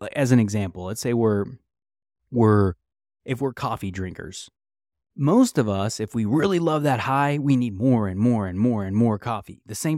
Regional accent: United States; So something I think as an American citizen, we talk about the pursuit of happiness that's your right.

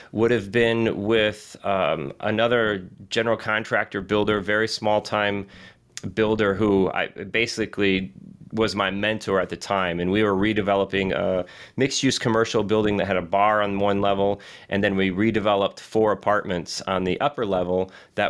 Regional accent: Southwest Michigan, United States; Born and raised in Southwest Michigan

